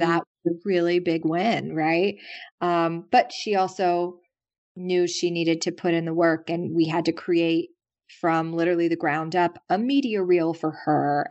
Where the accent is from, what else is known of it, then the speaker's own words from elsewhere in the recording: the South, United States; now in New York, United States; I'm from the South